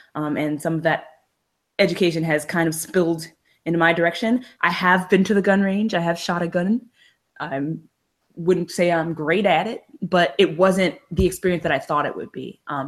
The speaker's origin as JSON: {"language": "English", "region": "New Jersey", "country": "United States", "tie": "born or raised there", "also_born_or_lived": "Georgia", "moved": "yes", "lives_now": "California, United States", "said": "I grew up in New Jersey."}